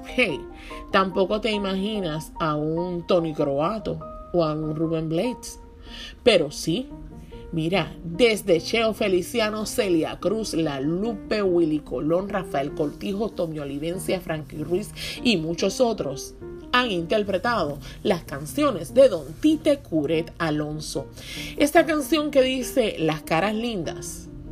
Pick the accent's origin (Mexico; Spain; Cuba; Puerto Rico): Puerto Rico